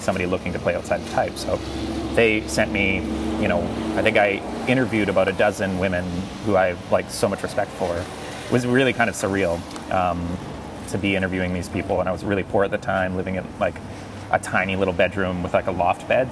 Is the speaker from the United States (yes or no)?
no; Castlegar, British Columbia, Canada; moved away; a very small town called Castlegar, British Columbia. Mm -hmm. That is my hometown.